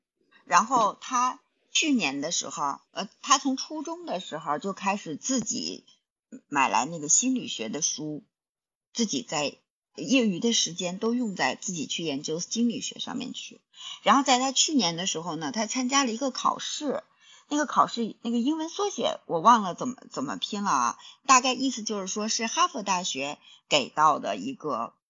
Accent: China; 像咱们在大陆土生土长的孩子

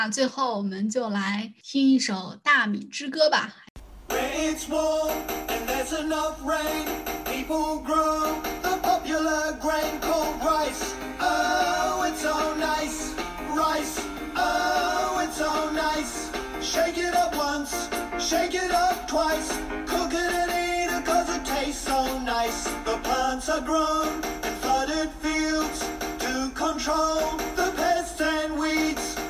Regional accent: China; 作为一个中国人

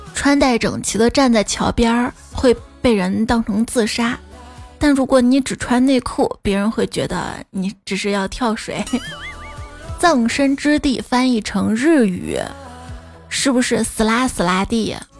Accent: Xi'an, Shaanxi, China; 我小时候，我们西安这边啊，荔枝比较稀有

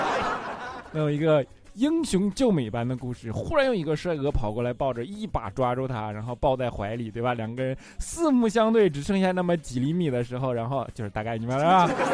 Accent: China; 我们是中国人

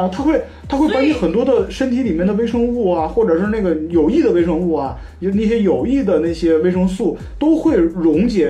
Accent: Northeast China, China; moved away; 我是一直来自这个东北的人

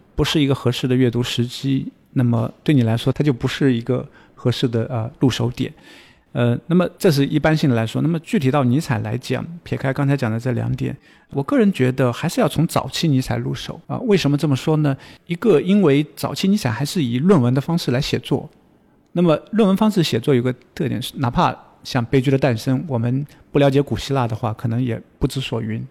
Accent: China; 我们中国人

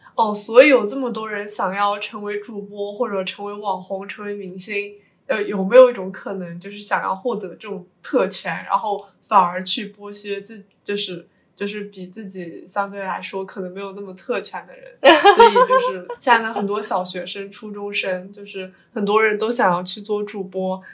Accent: Suzhou, Jiangsu, China; 我是苏州人

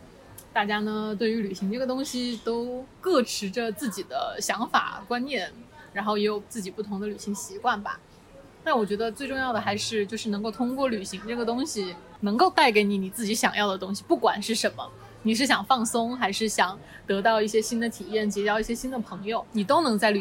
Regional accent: Guangdong, China; 尤其是现在广州进入决赛圈，就是大家听到我们是广东来的，他还是很害怕，你知道吗？

